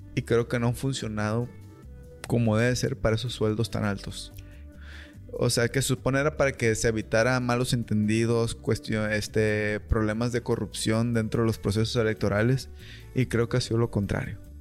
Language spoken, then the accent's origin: Spanish; Mexico; aquí somos mexicanos